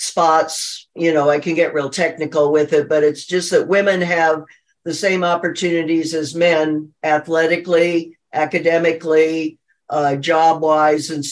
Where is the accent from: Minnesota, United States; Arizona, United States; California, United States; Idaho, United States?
Arizona, United States; Phoenix; I'm from Phoenix, Arizona.